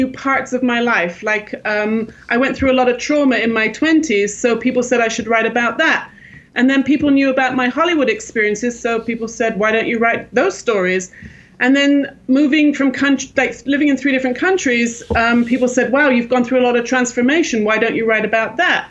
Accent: England, United Kingdom; moved away as an adult; also born or lived in Los Angeles, California, United States; now in Jerusalem, Israel; I grew up in England, and I started working in the theater in London

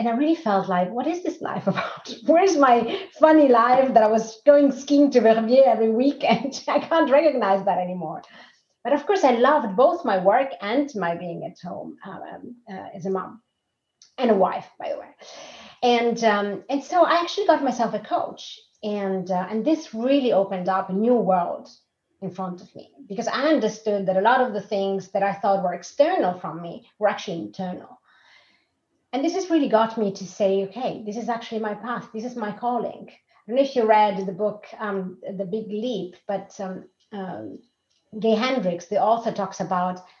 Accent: Rome, Lazio, Italy; moved away as an adult; also born or lived in Lausanne, Switzerland / Austria / Zurich, Switzerland; now in Sweden; I'm originally from Rome. I left Rome in 2004 and started living abroad

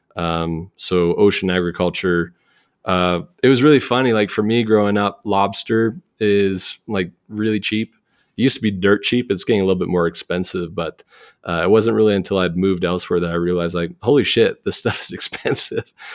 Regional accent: Cole Harbour, Nova Scotia, Canada; accent: Canadian; moved away as an adult; now in Jackson, United States; I'm from the Maritimes, which is I always like to point people to it, like, northeast of Maine. So, Nova Scotia, Cole Harbor, uh, it's a very rural part of Canada.

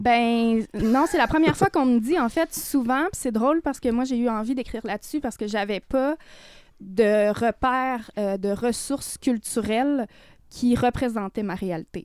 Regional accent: Côte-Nord, Quebec, Canada; moved away; moi, mon frère, on est parti de la Côte-Nord assez tôt

